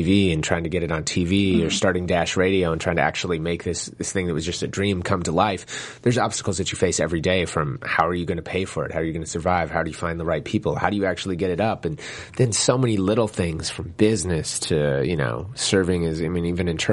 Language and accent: English; St. Paul, Minnesota, United States; I grew up in Minnesota in St. Paul